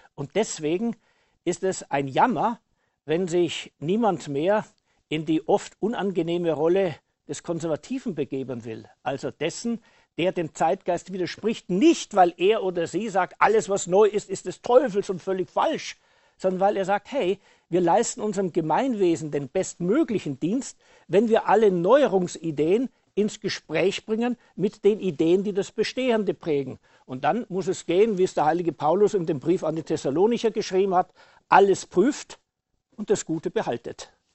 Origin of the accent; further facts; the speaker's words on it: Passau, Bavaria, Germany; moved away; also born or lived in Saxony; ich als gebürtige Bayer